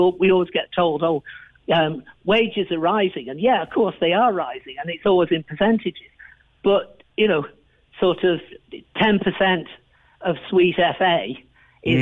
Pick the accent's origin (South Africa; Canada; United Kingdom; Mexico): United Kingdom; England; moved away as an adult; now in Ireland; I'm from England, as people probably realise, but I've been here 44 years now